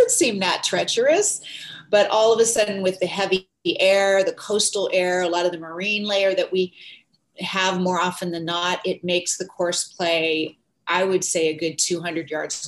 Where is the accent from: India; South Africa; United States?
United States; Santa Cruz, California; I grew up in near Santa Cruz, California, which is another coastal town